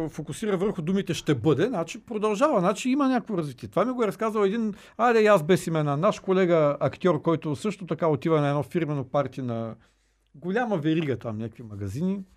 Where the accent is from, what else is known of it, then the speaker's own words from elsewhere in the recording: Bulgaria; аз слушай, като българин, аз го